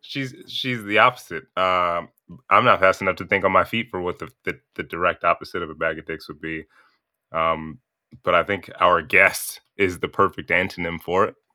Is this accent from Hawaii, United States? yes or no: no; Chicago, Illinois, United States; I'm from Hyde Park. I sit on fiftieth and Blackstone, right by Kenwood.